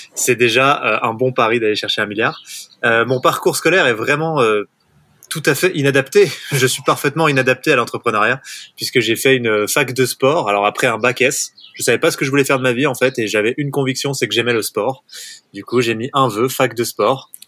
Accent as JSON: {"language": "French", "area": "Haut-Bugey, Ain", "region": "Auvergne-Rhône-Alpes", "country": "France", "tie": "born or raised there", "said": "j'ai grandi euh, dans le Jura, enfin dans le Haut-Buget pour être tout à fait exact. C'est le massif du Jura, mais c'est dans l'Ain"}